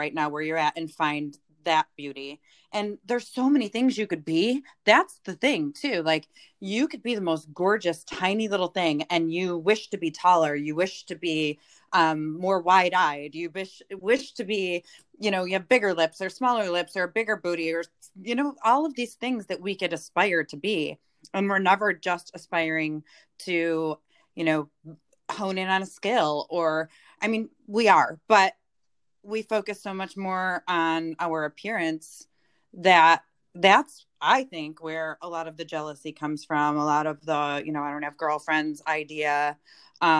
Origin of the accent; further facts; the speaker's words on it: Detroit, Michigan, United States; I'm from Detroit